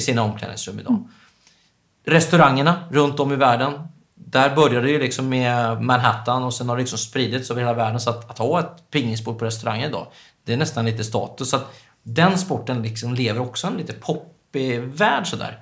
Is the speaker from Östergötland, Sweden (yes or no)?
yes; Östergötland, Sweden; moved away as an adult; now in Stockholm, Sweden; jag är uppväxt i Östergötland